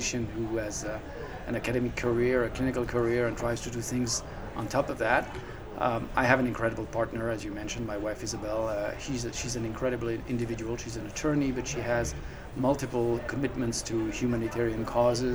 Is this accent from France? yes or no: yes; Paris, Île-de-France, France; So I'm a true Parisian. I was born and raised in Paris, and I lived all my life in Paris.